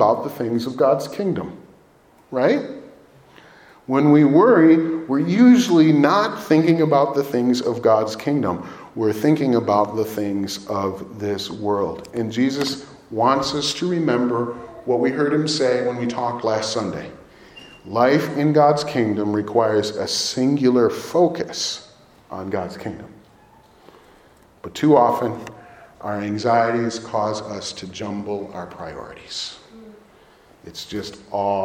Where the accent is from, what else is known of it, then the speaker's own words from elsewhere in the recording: Chicago area, Illinois, United States; now in Naperville, United States; we're from the Chicago area.